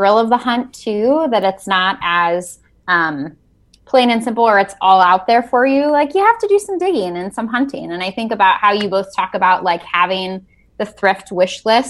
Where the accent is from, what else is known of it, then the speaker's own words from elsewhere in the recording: Northeast Ohio, United States; born and raised in Northeast Ohio. I ended up staying in this area after college